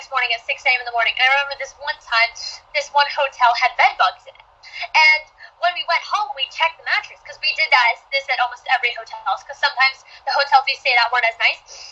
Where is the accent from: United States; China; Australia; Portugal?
United States; New Jersey; also born or lived in Rumson, New Jersey; I'm from New Jersey, so I live 45 minutes outside of New York, but I live in Rumson, New Jersey, right by the beach